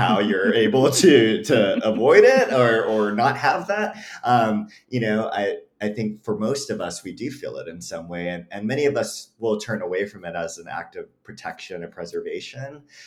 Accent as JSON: {"language": "English", "region": "Hawaii", "country": "United States", "tie": "born or raised there", "moved": "yes", "lives_now": "Mojave Desert, United States", "said": "I grew up in Hawaii, like you mentioned, and I grew up in this, you know, multi-generational household."}